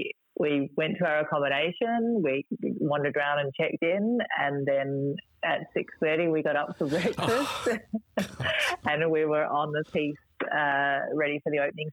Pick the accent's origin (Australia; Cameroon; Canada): Australia; Adelaide, South Australia; I'm from Adelaide